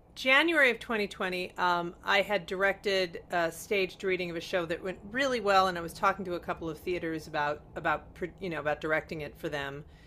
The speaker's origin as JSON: {"language": "English", "town": "Chicago", "region": "Illinois", "country": "United States", "tie": "born or raised there"}